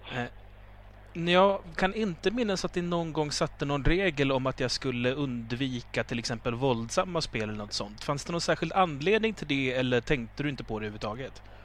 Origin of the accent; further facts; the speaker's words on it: Uppsala, Uppsala County, Sweden; moved away; jag kommer ursprungligen från Uppsala.